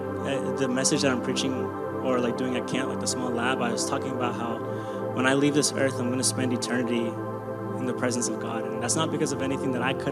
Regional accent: Kenya; I'm Kenyan.

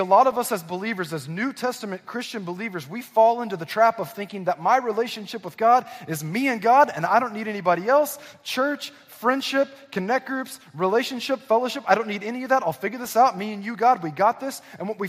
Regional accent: Southern California, United States; born or raised there; also born or lived in Northwest Arkansas

